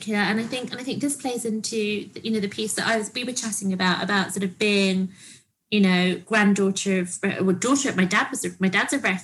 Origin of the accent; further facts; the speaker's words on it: Cyprus; when we grew up in Cyprus, they lived, we lived downstairs, they lived upstairs.